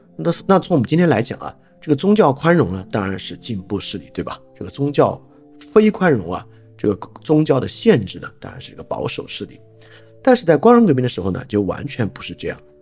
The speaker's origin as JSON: {"language": "Chinese", "country": "China", "said": "由于我们本身是中国人"}